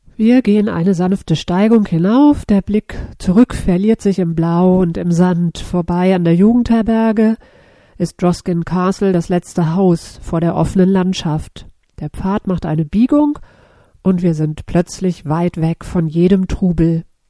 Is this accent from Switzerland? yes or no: no; Germany; accent: German-speaking; Aus dem Land der Feinde